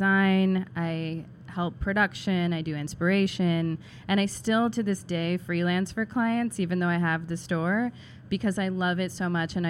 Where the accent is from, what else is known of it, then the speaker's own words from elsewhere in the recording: Stilwell, Kansas, United States; also born or lived in Seattle; now in New York, United States; I'm originally from Kansas, a town called Stillwell, which is outside of Overland Park.